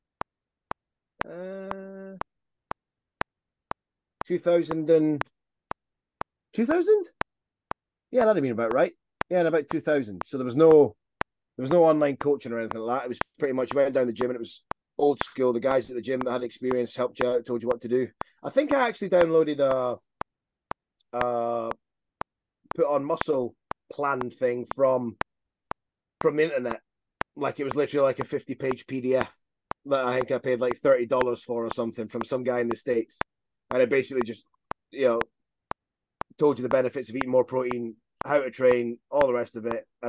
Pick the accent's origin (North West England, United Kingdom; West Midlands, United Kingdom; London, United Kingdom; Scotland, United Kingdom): Scotland, United Kingdom; Perth; in Perth, which is my hometown in Scotland